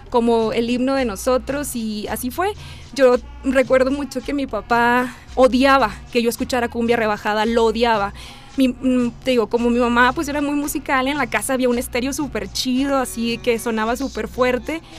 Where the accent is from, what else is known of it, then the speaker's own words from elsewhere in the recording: Monterrey, Nuevo León, Mexico; Bueno, yo soy de Monterrey.